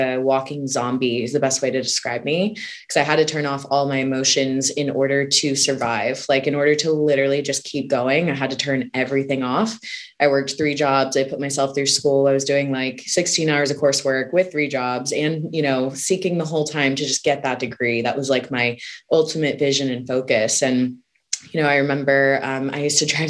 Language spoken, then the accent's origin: English; Houston, Texas, United States; I grew up in Houston, Texas.